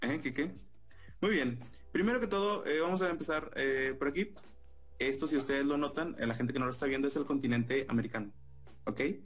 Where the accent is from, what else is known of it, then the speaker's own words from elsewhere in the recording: Monterrey, Nuevo León, Mexico; nací en Monterrey